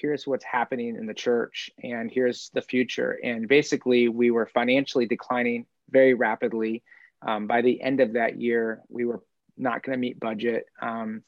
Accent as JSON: {"language": "English", "region": "Indiana", "country": "United States", "tie": "born or raised there", "also_born_or_lived": "Simpsonville, South Carolina / Wisconsin", "moved": "as an adult", "said": "I grew up in Indiana"}